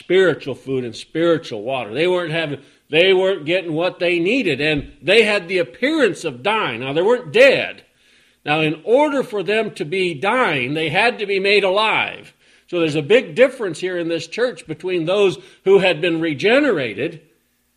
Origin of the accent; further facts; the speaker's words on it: Oregon, United States; when I head out from here to go to the town I grew up